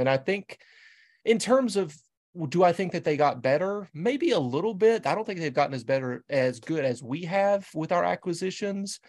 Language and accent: English; the Carolinas, United States; now in New England, United States; I'm a New England guy, but I'm born and raised in the Carolinas